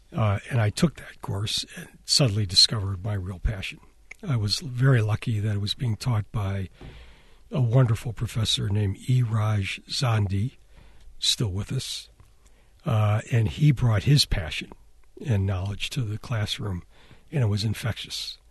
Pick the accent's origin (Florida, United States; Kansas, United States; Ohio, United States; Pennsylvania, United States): Ohio, United States; Cleveland; moved away; I'm from Cleveland